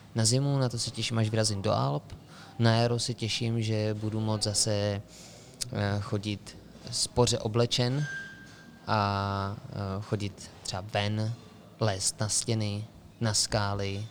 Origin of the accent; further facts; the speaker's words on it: Karlovy Vary Region, Czechia; moved away; u nás, v Karlovarském kraji